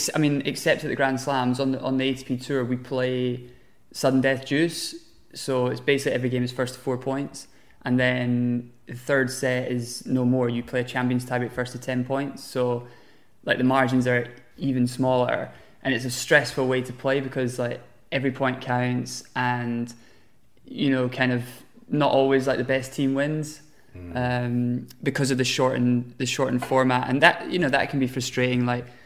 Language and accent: English; United Kingdom; So for me, being British and like living in London, everything's at home for me.